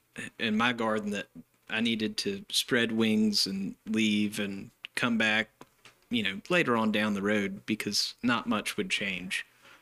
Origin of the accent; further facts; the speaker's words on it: Tarboro, North Carolina, United States; I was born and raised out at Coakley Crossroads, which is about six houses close to Speed, between Tarboro and Speed. When, I guess it was around 2002 or 2003, we ended up moving into town about a block and a half from where we're sitting at Town Hall now.